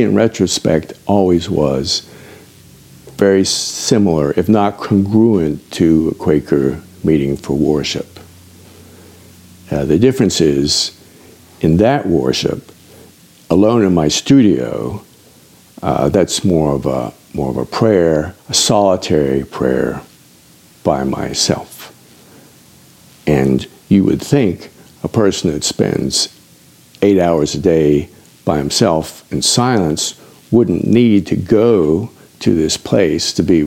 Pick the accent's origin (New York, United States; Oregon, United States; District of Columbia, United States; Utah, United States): District of Columbia, United States; Washington; I grew up in Washington, D.C., before the subway system.